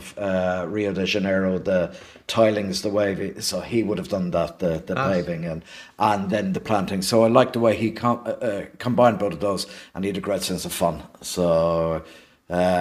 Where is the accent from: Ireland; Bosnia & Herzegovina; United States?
Ireland; Dublin, Leinster; also born or lived in London; we lived opposite the gates of the Cadbury's factory in Coolock for a few years